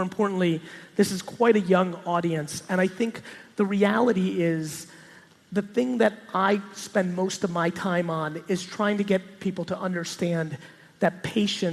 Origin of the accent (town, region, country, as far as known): New Jersey, United States; born or raised there; also born or lived in Soviet Union